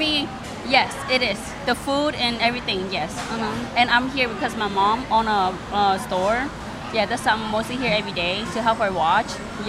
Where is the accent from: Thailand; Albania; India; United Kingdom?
Thailand; now in United States; Even though we live, you know, we're from Thailand, leave everything behind, but here we still bring back whatever is behind.